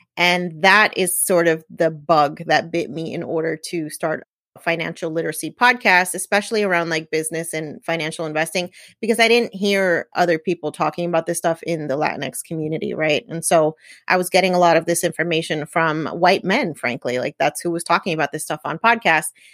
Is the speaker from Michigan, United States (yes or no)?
no; New Jersey, United States; I'm Puerto Rican. I was born and raised in New Jersey.